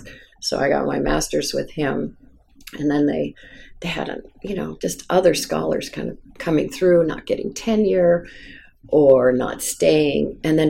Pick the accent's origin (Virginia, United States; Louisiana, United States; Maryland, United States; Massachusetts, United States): Massachusetts, United States; Wellesley; I was raised in Catholic school through ninth grade, then I switched into the public high school because it was actually a better education. In Wellesley, it was the dumb rich kids who went off to boarding school because the local school system was quite strong.